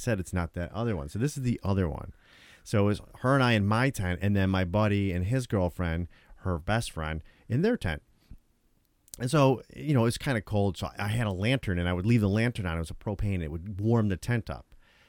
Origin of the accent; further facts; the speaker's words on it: Tonawanda, New York, United States; When I was younger at my house where I grew up in Tonawanda, right?